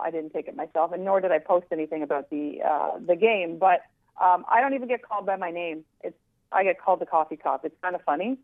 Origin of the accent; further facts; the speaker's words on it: Canada; We're Canadian